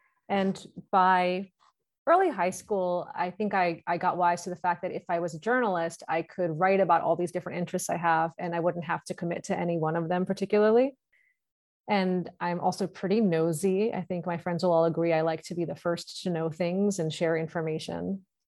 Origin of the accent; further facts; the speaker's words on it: New York, United States; accent: New York; New York.